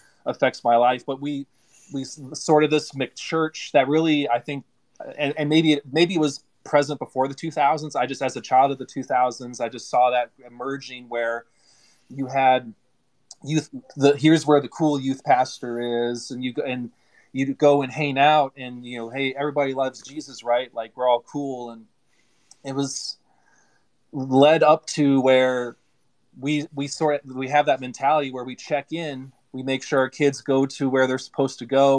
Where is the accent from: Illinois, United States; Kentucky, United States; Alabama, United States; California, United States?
Kentucky, United States; London; I grew up in London, Kentucky. That's where I graduated high school.